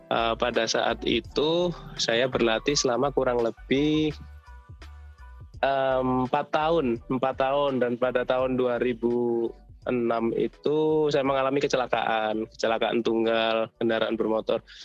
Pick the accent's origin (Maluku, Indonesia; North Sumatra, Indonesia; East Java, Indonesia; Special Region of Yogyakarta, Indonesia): East Java, Indonesia; Surabaya; now in Solo, Indonesia; aslinya Surabaya, cuman pada tahun 2012 oh. saya pindah ke Solo, jadi udah menetap di sini.